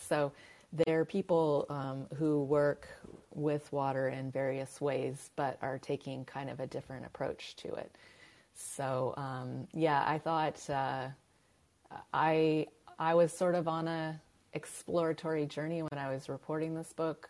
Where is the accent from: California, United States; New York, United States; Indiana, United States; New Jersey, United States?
California, United States; I'm from California, uh, where water is kind of a, a, ingrained obsession